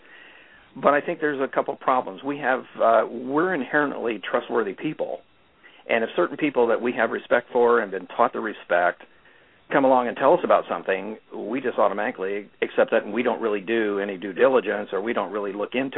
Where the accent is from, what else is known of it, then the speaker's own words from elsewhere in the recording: Midwest, United States; moved away as an adult; now in California, United States; was born and raised in the Midwest, and moved to California in 1985